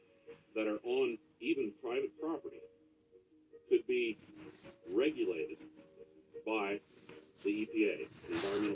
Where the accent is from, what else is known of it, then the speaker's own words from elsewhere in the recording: Shelby County, Ohio, United States; I was born and raised in Shelby County, Ohio.